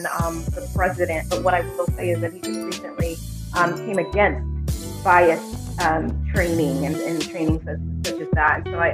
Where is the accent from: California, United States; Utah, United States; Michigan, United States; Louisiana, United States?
California, United States; moved away; I was born and raised in California, so that's my home, my original first home